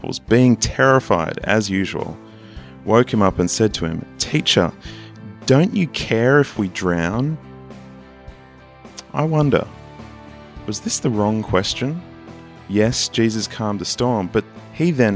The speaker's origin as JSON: {"language": "English", "country": "Australia", "accent": "Australian", "said": "it's my Australian accent"}